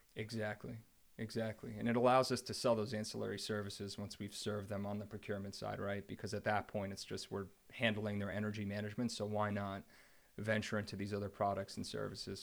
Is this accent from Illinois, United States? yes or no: no; New Jersey, United States; I grew up in New Jersey.